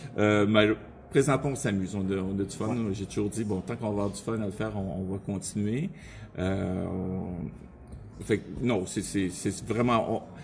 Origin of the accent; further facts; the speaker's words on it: Montreal, Quebec, Canada; j'étais un gars de Montréal, dans le bout de, du métro Langelier